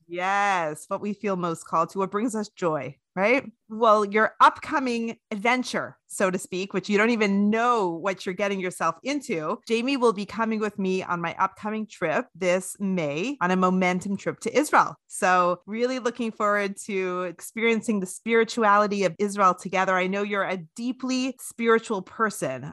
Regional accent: Canada; my childhood in Canada, freezing cold Canada

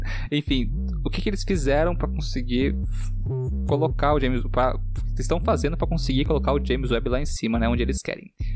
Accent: São Paulo, Brazil; also born or lived in Rio Grande do Sul; Sou paulista.

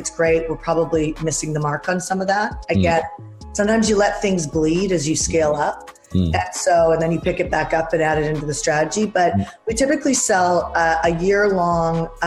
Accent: Vancouver, British Columbia, Canada; now in United States; I'm Canadian from Vancouver, Canada

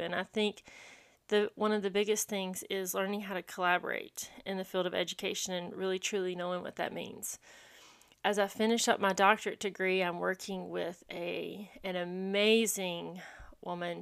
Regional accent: Landrum, South Carolina, United States; I grew up in Landrum, South Carolina, a very small rural town

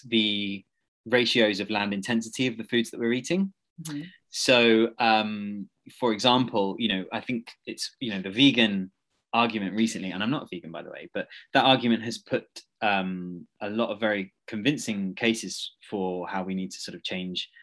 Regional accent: South East England, United Kingdom; I grew up in South, so I'm quite used to hedges

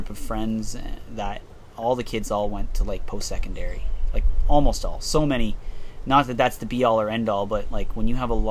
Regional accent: Oshawa, Ontario, Canada; growing up in South Oshawa

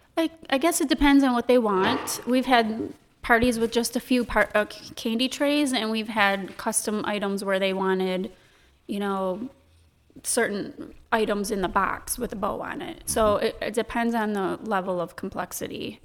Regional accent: Sandusky, Michigan, United States; moved away as an adult; also born or lived in Owosso, Michigan; now in Saint Charles, United States; I'm born and raised in Sandusky, Michigan.

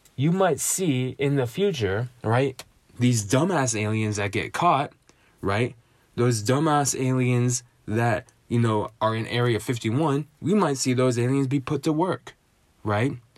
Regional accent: United States; my, my home and native land, I was born in America, I live in America, I've spent ninety-nine percent of my life in America.

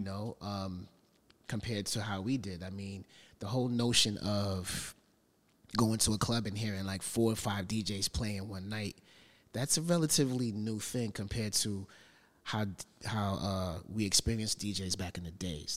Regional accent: New York City, New York, United States; parents from Panama and growing up in Brooklyn

